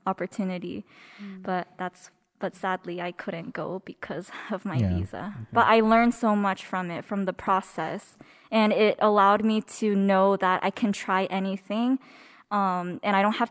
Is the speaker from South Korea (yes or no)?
yes; South Korea; now in United States; born in South Korea. And I came to the States with an E2 visa, which is when your parents have a business visa